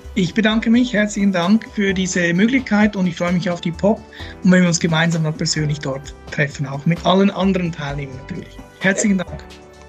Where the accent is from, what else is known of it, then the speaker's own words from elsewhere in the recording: Switzerland; moved away as an adult; now in Austria; als Schweizer